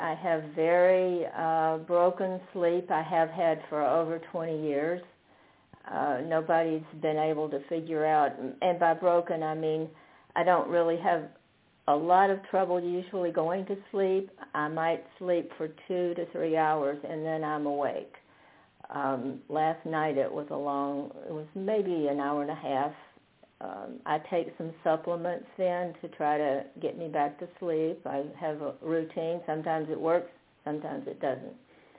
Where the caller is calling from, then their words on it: Fredericksburg, Virginia, United States; I'm in Fredericksburg, Virginia.